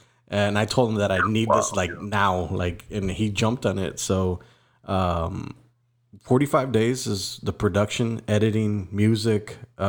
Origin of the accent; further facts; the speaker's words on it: McAllen, Texas, United States; McAllen resident here.